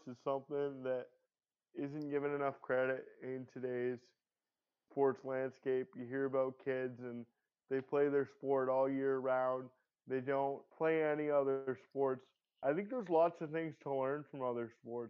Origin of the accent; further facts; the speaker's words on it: Canada; as a Canadian